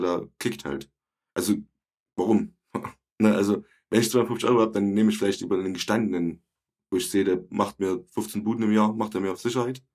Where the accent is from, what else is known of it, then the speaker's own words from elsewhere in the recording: Ronneburg, Thuringia, Germany; Ich bin halt in Orneburg groß geworden